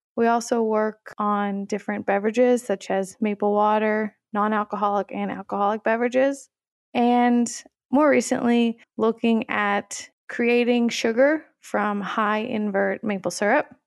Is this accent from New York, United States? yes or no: no; Tennessee, United States; moved away as an adult; I'm originally from Tennessee, and I went to my undergrad actually at the University of Tennessee